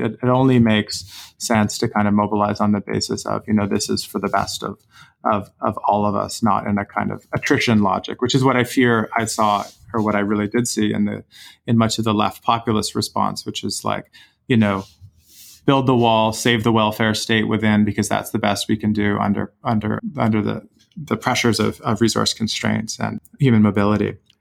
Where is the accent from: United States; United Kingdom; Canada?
Canada; I as a Canadian citizen